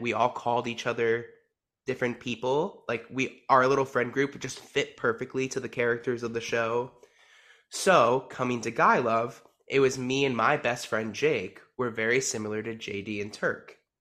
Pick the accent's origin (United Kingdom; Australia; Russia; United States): United States; New Jersey; I am from New Jersey